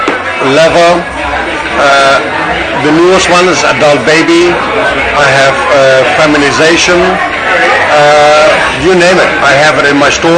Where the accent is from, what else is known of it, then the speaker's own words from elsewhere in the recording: Germany; also born or lived in Orange County, California; now in Las Vegas, United States; I am originally from Germany.